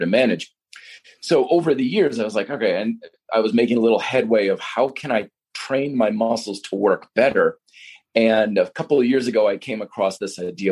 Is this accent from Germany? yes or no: no; Vermont, United States; when I was growing up in Vermont.